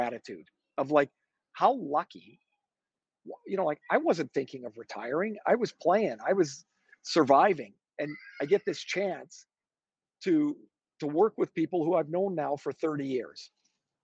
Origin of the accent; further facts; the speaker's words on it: Canada; I'm a Canadian.